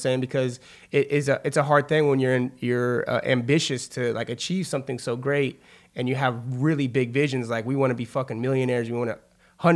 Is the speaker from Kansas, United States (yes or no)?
yes; Wichita, Kansas, United States; moved away; also born or lived in Manhattan, Kansas; I'm originally from Wichita, Kansas